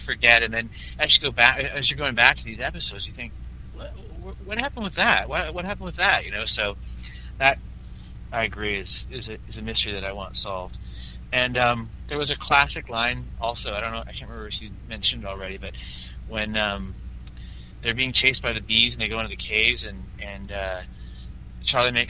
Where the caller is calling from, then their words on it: Calgary, Alberta, Canada; I'm calling from Calgary, Alberta, in Canada.